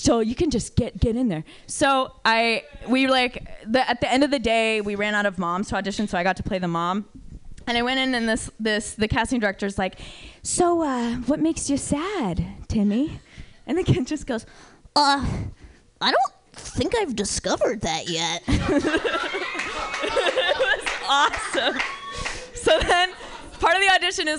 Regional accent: Bay Area, California, United States; I come from weird people because I'm from the Bay Area

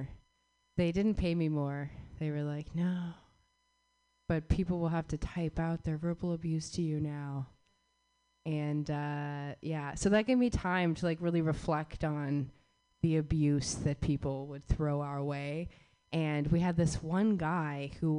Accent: Southwest, United States; I grew up in the Southwest

